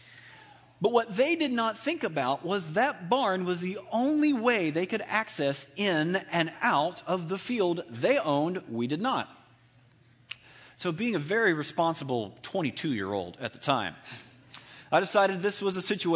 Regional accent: Alabama, United States; I'm from Alabama

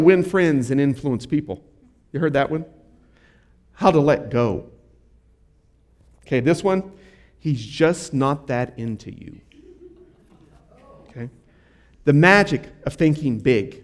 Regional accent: United States; I'm an American

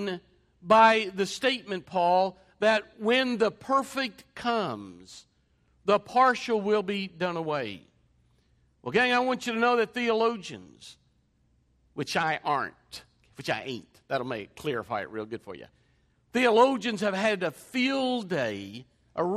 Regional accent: England, United Kingdom; an Englishman

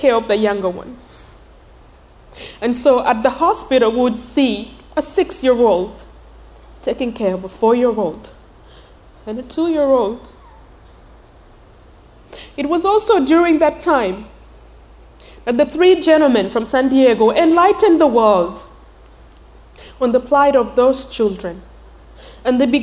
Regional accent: Uganda; born or raised there; English is a second language; moved away

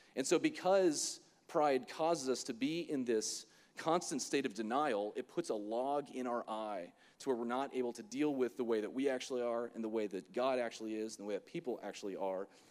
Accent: Florida, United States; I'm from Florida

